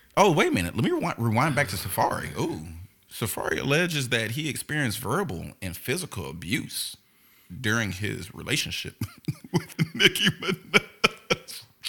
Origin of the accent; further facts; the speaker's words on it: Houston, Texas, United States; I was raised in Houston